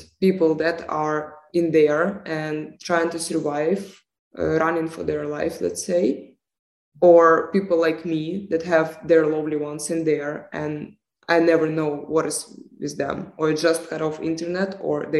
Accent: Ukraine; moved away as an adult; now in Netherlands; me and other Ukrainian students that live in the Netherlands and all around Europe

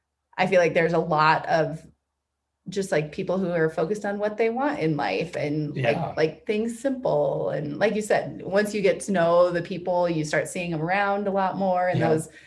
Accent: Denver, Colorado, United States; I grew up in Denver, I lived in Denver

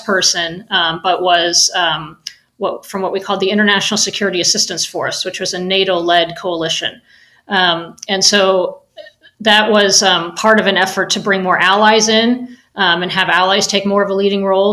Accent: United States; as an American

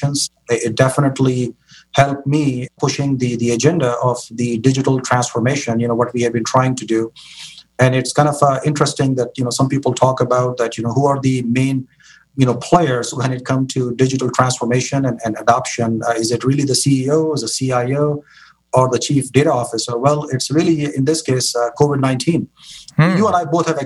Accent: Karachi, Sindh, Pakistan; moved away as an adult; now in San Francisco Bay Area, United States; born and raised in Karachi, Pakistan, you know, came to the United States for my higher education

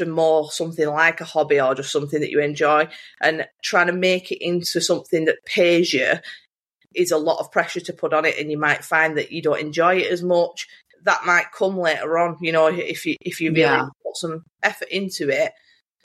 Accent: Bolton, North West England, United Kingdom; accent: Bolton; talking in my Bolton accent

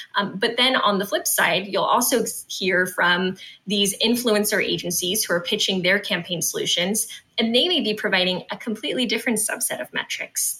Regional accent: West Coast, United States; I'm from the West Coast

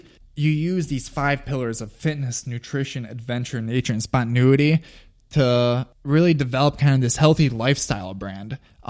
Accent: Long Grove, Illinois, United States; I grew up in Long Grove, Illinois, which is a suburb of Chicago. Both my parents are immigrants from Eastern Europe.

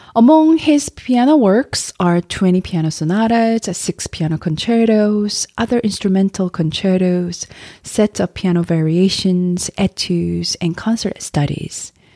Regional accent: South Korea; moved away; also born or lived in United States; my home country, Korea

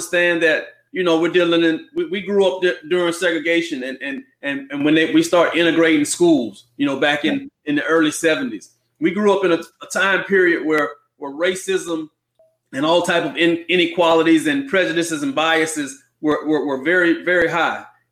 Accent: Tampa, Florida, United States; our upbringing and how we were raised in Jackson Heights and Belmont Heights

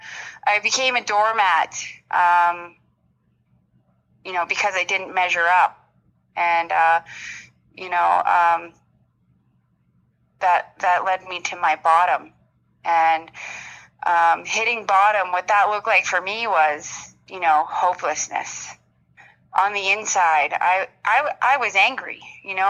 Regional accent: Walkerton, Ontario, Canada; I grew up in a small town in Walkerton, Ontario

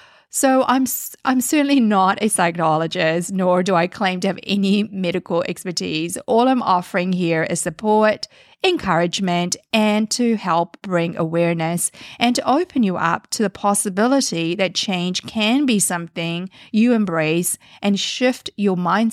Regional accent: New Zealand; now in Canada; Canada has now been home for many years, hence the accent or a mix of accents all merged into one. When I immigrated from New Zealand to Canada, it was a big leap of faith.

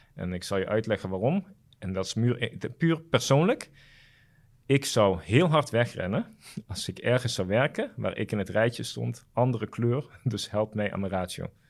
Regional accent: Curaçao; moved away as an adult; now in Netherlands; ik ben daar wel op Curaçao opgegroeid

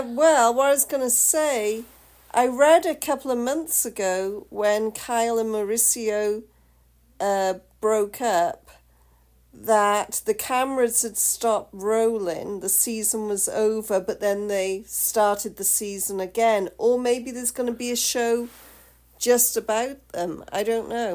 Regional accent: United Kingdom; I'm the Brit

